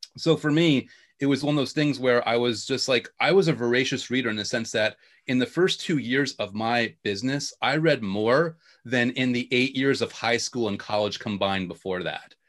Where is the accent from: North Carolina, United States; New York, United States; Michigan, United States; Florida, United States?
New York, United States; accent: New York; also born or lived in Long Island / Queens; born and bred New Yorker